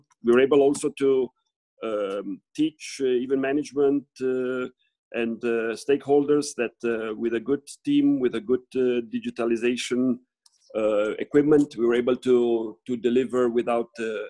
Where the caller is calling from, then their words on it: Switzerland; I'm calling you from Switzerland.